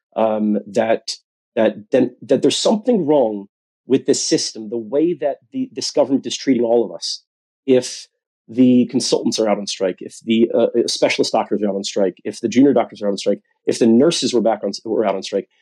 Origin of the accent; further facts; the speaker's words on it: United States; now in United Kingdom; you could tell from my accent, I'm from the United States